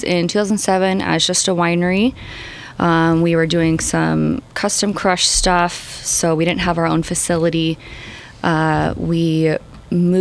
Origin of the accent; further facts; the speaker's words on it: Sacramento, California, United States; also born or lived in Turlock; I grew up in Sacramento in a city